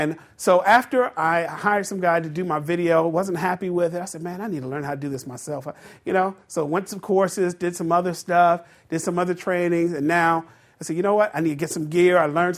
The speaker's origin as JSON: {"language": "English", "town": "Baltimore", "region": "Maryland", "country": "United States", "said": "I'm from the Baltimore area."}